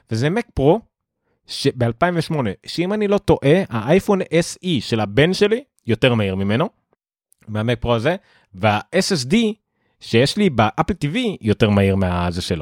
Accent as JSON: {"language": "Hebrew", "town": "Haifa", "region": "Haifa District", "country": "Israel", "tie": "born or raised there", "said": "גדלתי איתם ב... לא יודע מה, בכרמל שם"}